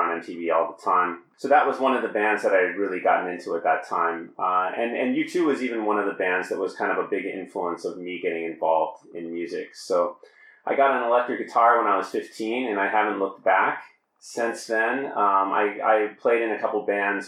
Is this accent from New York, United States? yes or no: no; Denver, Colorado, United States; now in Poland; I grew up in Denver, Colorado.